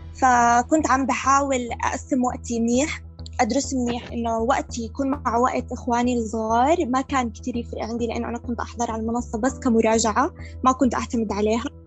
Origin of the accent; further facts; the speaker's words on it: Jordan; عندنا في الاردن